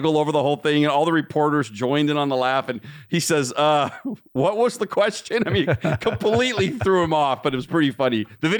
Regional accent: Issaquah, Washington, United States; I grew up in Issaquah.

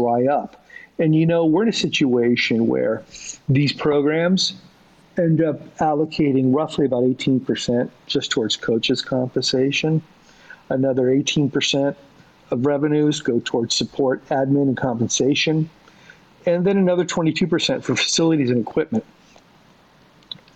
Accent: Southern California, United States; I grew up in Southern California

